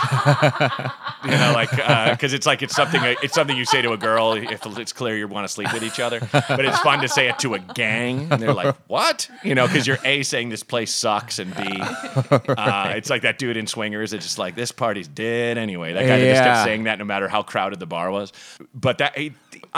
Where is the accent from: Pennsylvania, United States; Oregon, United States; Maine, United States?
Oregon, United States; I grew up in Oregon